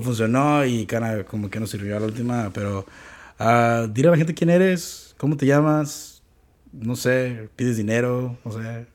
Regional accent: Mexico; moved away; yo siendo una persona mexicana

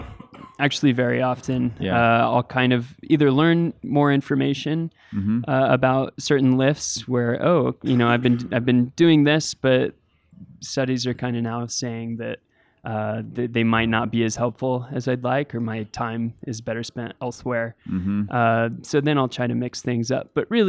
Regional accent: Boise, Idaho, United States; Yeah, so as I was growing up in Boise, climbing, I would run into that problem.

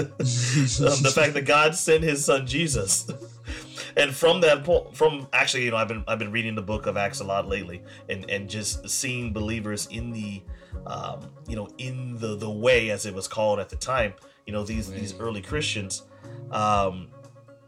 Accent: United States; me as an American

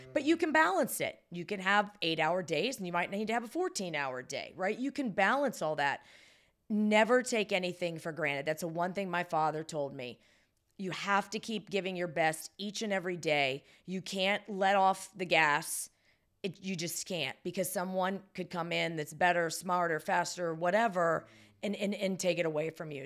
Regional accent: Salem, Ohio, United States; now in Baltimore, United States; I was born and raised about forty-five minutes from there, Salem, Ohio, which was close to Youngstown

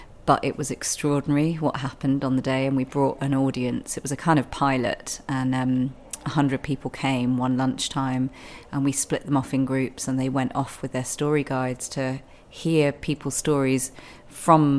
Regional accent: London, United Kingdom; moved away as an adult; also born or lived in Bath; I was born and bred in London

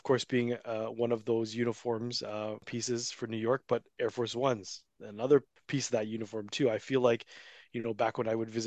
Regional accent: Toronto, Ontario, Canada; I grew up in Toronto and the GTA

